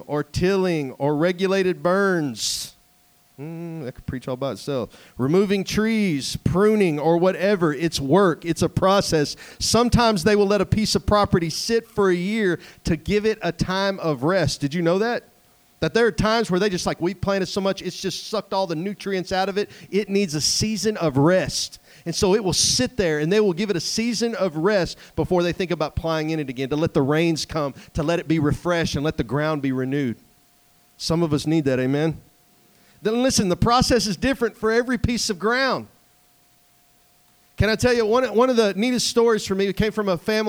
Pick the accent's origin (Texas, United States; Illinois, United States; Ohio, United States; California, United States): Texas, United States; East; moved away; I come from East Texas where everything is mud and clay and sand to come out here where everything's granite